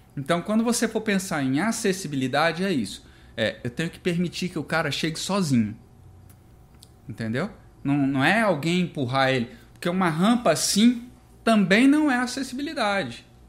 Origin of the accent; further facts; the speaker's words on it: Brasília, Federal District, Brazil; Eu sou de Brasília e, e a gente desenvolve esse trabalho a partir de lá